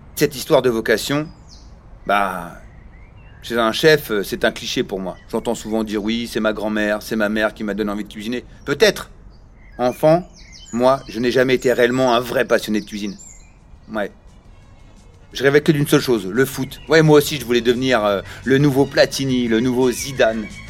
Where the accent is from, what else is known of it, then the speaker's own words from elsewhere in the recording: Paris region, Île-de-France, France; Je viens de la région parisienne